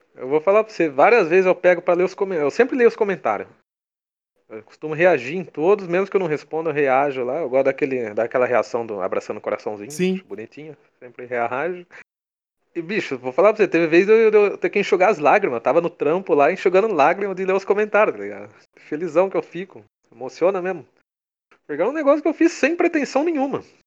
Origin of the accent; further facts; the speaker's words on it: Brazil; accent: caipira; meu sotaque caipira